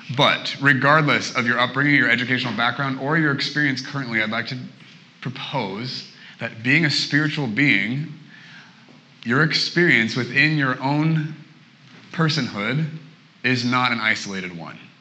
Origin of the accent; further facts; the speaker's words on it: Portland, Oregon, United States; moved away as an adult; now in Redding, United States; I'm originally from Portland, Oregon.